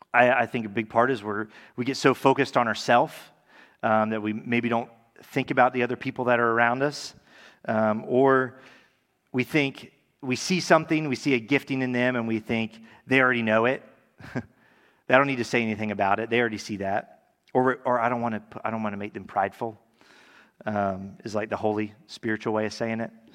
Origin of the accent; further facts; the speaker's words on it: Tallahassee, Florida, United States; also born or lived in California; I'm from Tallahassee, grew up here